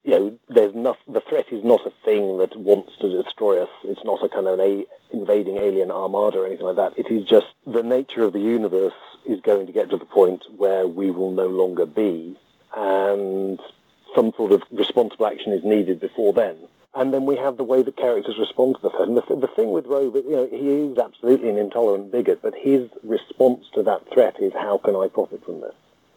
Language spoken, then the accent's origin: English; United Kingdom; I myself am just as British